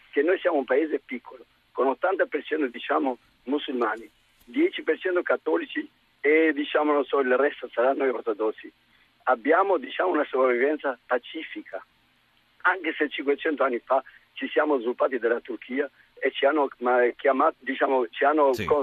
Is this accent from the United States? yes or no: no; Albania; now in Ferrara, Italy; io sono albanese